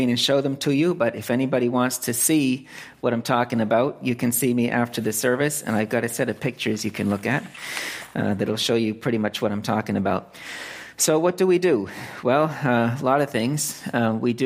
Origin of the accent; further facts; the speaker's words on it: Lancaster, Massachusetts, United States; moved away as an adult; also born or lived in California; now in Phnom Penh, Cambodia; I was born and raised here in Central Mass, Lancaster